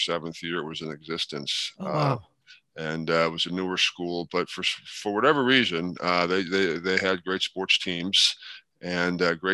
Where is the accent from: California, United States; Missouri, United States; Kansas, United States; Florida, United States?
Missouri, United States; St. Louis; I grew up in St. Louis, and there's two brothers and a sister